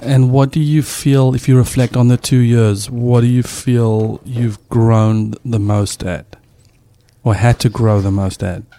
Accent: South Africa; moved away; as a South African dad

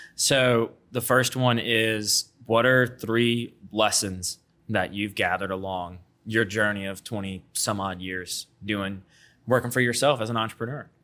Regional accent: Baton Rouge, Louisiana, United States; I was born and raised here in Baton Rouge and grew up off Lobdell

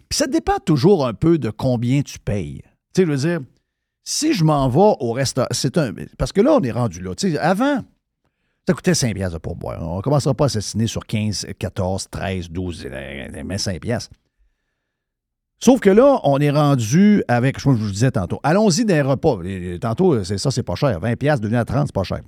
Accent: Saguenay, Quebec, Canada; moved away as an adult; je suis parti du Saguenay, j'avais 20 ans

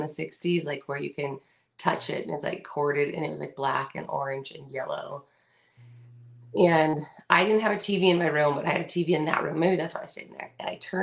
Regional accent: California, United States; we're from California

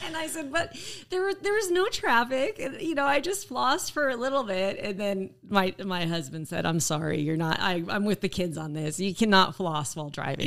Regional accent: Colorado, United States; moved away as an adult; also born or lived in Lancaster, Pennsylvania / Houston, Texas; now in Oshkosh, United States; I was raised in Colorado, which is a beautiful state

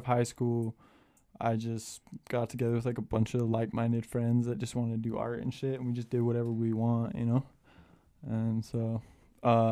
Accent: West Jordan, Utah, United States; also born or lived in Murray, Utah; I grew up in West Jordan

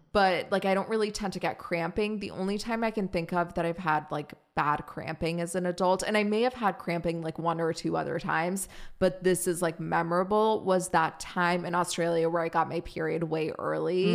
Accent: Germany; now in United States; I grew up in Germany

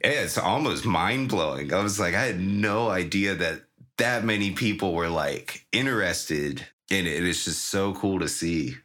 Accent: Virginia, United States; I grew up in Virginia

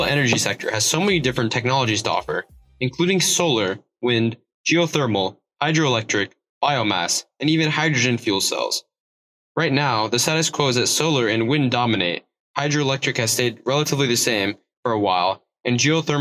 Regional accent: Oklahoma, United States; I'm from Oklahoma

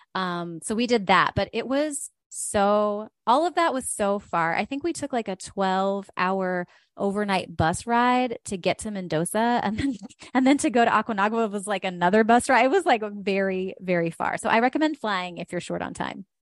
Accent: West Virginia, United States; I grew up in West Virginia

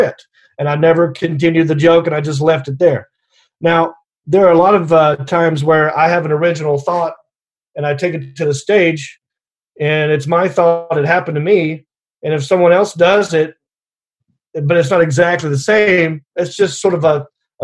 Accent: Hickory, North Carolina, United States; accent: southern; moved away as an adult; also born or lived in Los Angeles, United States; I grew up in Hickory, North Carolina

